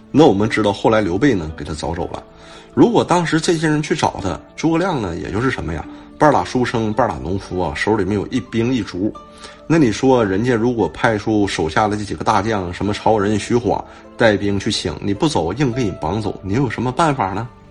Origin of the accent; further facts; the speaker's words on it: China; 我们中国人